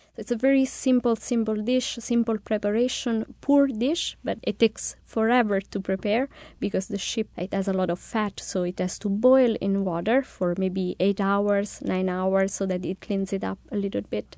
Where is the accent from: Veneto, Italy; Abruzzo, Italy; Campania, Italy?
Abruzzo, Italy; I'm from the South